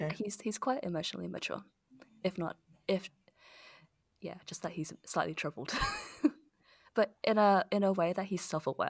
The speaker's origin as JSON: {"language": "English", "town": "Sydney", "region": "New South Wales", "country": "Australia", "moved": "yes", "said": "we're both from Sydney"}